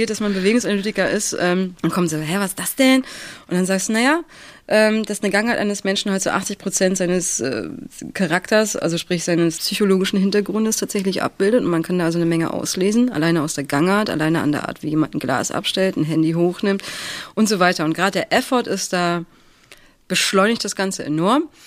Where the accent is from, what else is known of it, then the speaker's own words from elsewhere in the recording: Stralsund, Mecklenburg-Vorpommern, Germany; Äh, ganz ursprünglich ähm, Stralsund. Ich bin, ein, ich bin ein, ein nordisches Wesen